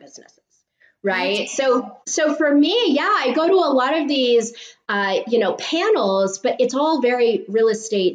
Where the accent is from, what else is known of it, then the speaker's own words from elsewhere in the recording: San Mateo, California, United States; I'm a Bay Area native